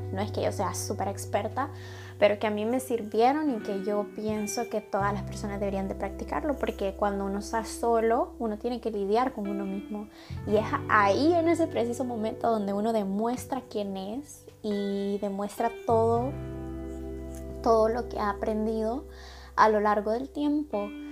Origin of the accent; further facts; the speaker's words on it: El Salvador; moved away as an adult; mi abuelo falleció en mi país, en El Salvador